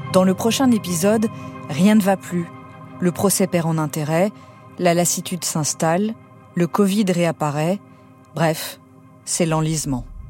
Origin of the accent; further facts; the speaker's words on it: Brussels, Brussels-Capital Region, Belgium; moved away; Bruxelles, c'est ma ville natale, c'est là où j'ai grandi